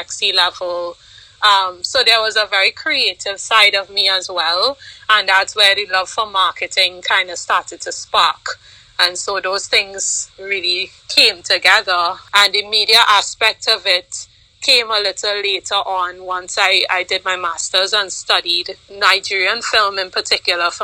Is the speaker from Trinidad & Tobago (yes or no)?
yes; Trinidad & Tobago; growing up in Trinidad, I played sports. I actually played volleyball for Trinidad.